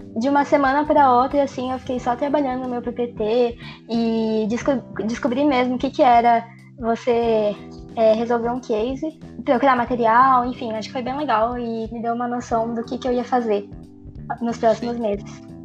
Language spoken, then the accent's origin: Portuguese; São Paulo, Brazil; eu sou de São Paulo, nasci em São Paulo.